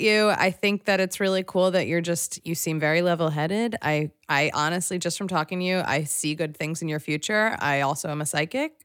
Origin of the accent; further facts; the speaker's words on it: Philadelphia, Pennsylvania, United States; I'm from Philadelphia